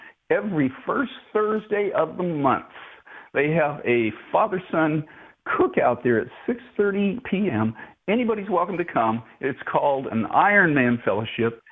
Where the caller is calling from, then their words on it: Paris, Tennessee, United States; I'm calling from Paris, Tennessee